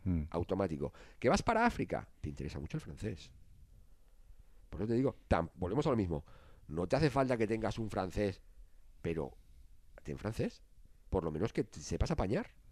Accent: Spain; Nosotros somos españoles

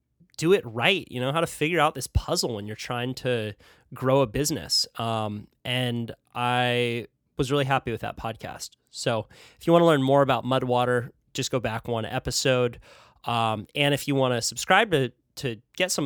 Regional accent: Santa Cruz, California, United States; growing up in Santa Cruz

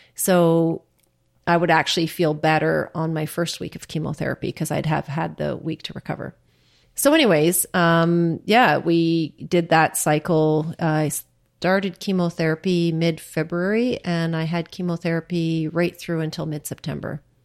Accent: Churchill, Manitoba, Canada; now in Ottawa, Canada; nineteen sixty-two when I was born in Churchill

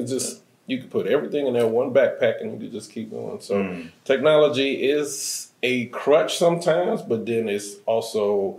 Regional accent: Chicago, Illinois, United States

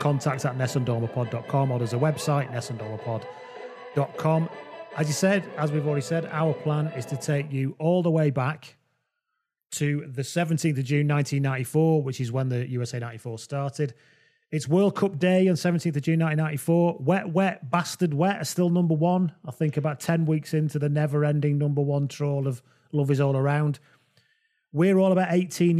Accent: England, United Kingdom; we're all English people

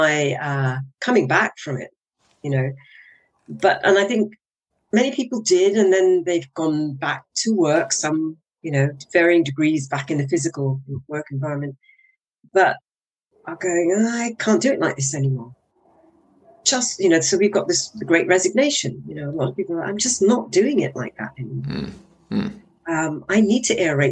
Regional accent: Guyana; moved away; when I was growing up in Guyana for 7 years, we went to school with in an armored vehicle

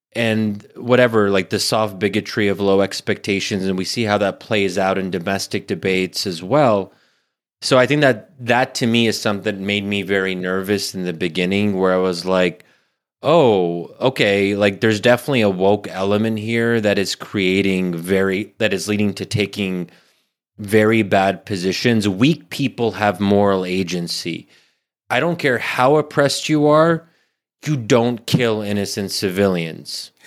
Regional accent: United States; also born or lived in Middle East; I'm born and raised in America

